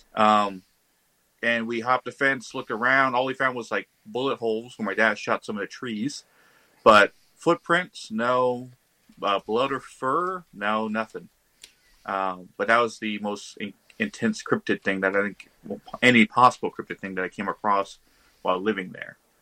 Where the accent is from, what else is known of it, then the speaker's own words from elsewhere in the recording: Texas, United States; since I was a kid on the ranch I grew up in Texas